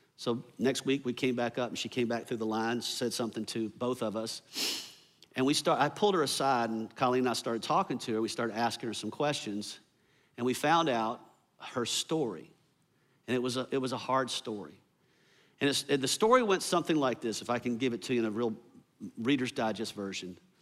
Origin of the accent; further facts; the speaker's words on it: the South, United States; I grew up here in the South